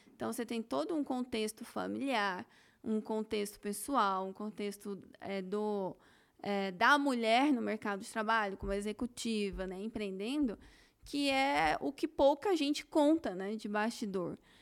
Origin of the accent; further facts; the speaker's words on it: Campinas, São Paulo, Brazil; Eu nasci em Campinas